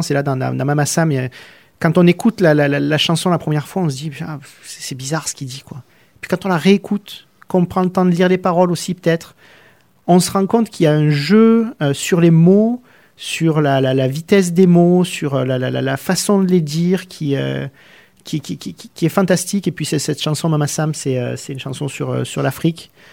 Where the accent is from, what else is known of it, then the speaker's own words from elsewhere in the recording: southern France, France; moved away; et pourtant, on vient du sud de la France où les gens sont reconnus pour être un peu plus expressifs, un peu plus ouverts qu'à Paris notamment.